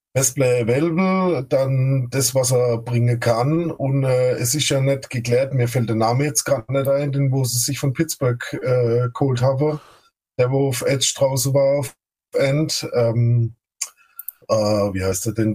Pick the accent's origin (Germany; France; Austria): Germany; Baden-Württemberg; accent: Badisch; ich komme aus dem schönen Baden-Württemberg. Äh, ich bin Badner, also nicht wie der Kollege von den Texans am Anfang, von der schwäbischen ah, Seite, sondern von der anderen Seite.